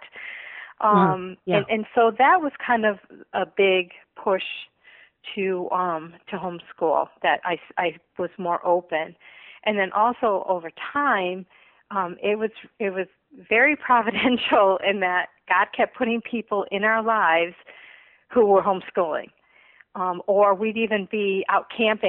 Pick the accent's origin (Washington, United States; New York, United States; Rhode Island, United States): Rhode Island, United States; moved away; I was born in Rhode Island, so if I have a little bit of an accent sometimes, that's where it's from.